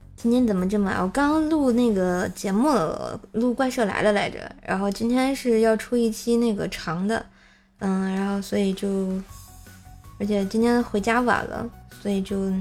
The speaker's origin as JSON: {"language": "Chinese", "region": "Tianjin", "country": "China", "accent": "Tianjin dialect", "said": "天津话说得挺好， 必须的，我是天津人儿啊"}